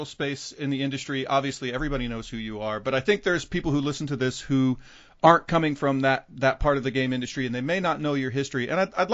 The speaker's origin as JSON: {"language": "English", "town": "Dallas", "region": "Texas", "country": "United States", "tie": "born or raised there", "said": "I grew up in Texas"}